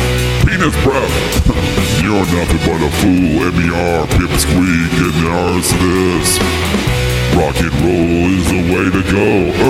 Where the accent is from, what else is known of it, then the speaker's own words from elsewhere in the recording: Pennsylvania, United States; Okay, well, I'm from Pennsylvania. I'm going to come up, and I'm a failed YouTuber, and I want to come on up to Minnesota